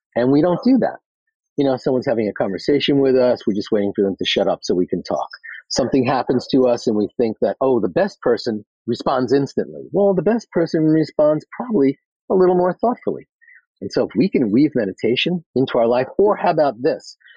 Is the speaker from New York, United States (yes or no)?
yes; New York City, New York, United States; I'm from Queens